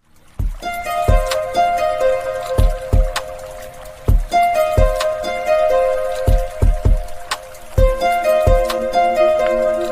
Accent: Southern California, United States; I was born and raised in Southern California

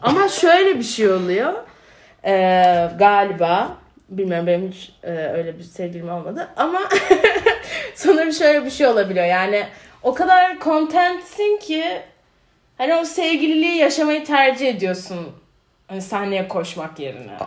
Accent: Ankara, Turkey; moved away as an adult; also born or lived in Georgia, United States; ben de şimdi Bilkent'te büyüdüm.

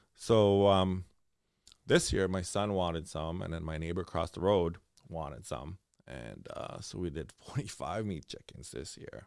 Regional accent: Hearst, Ontario, Canada; moved away as an adult; now in Thunder Bay, Canada; I'm actually born and raised in Hearst

